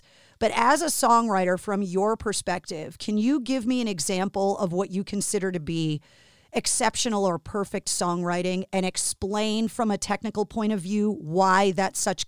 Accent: Boston, Massachusetts, United States; being born and raised in Boston

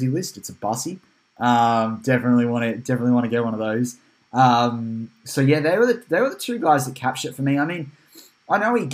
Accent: Australia; we're Australian

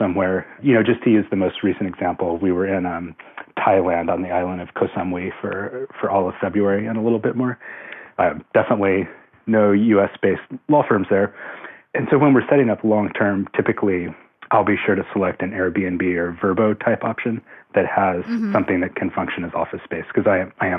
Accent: Seattle, Washington, United States; Born and raised in the Seattle area

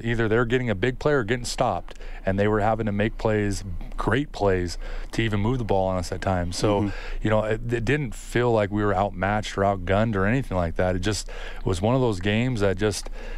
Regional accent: United States; moved away as an adult; now in Edmonton, Canada; I am an American

